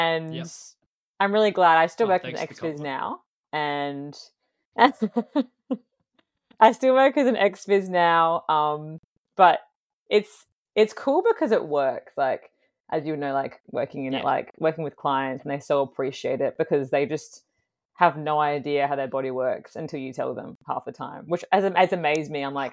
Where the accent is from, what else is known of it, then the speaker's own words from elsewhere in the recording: Fremantle, Western Australia, Australia; born there; So I was born in Fremantle.